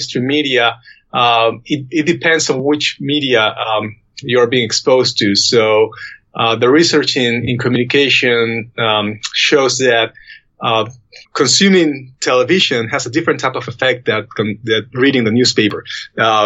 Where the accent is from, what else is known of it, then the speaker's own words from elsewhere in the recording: Peru; moved away; my home country in Peru